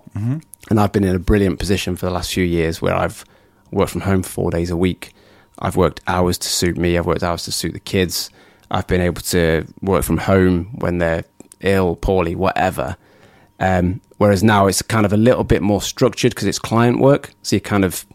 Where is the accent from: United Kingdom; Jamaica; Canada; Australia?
United Kingdom; we're British